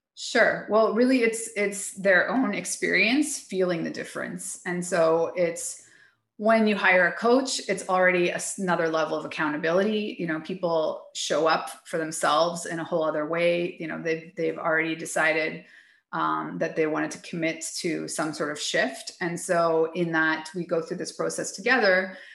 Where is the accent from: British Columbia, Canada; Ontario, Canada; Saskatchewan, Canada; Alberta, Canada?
Alberta, Canada; Calgary; moved away as an adult; now in Mexico; 12 years now in Mexico. I'm originally from Calgary, Alberta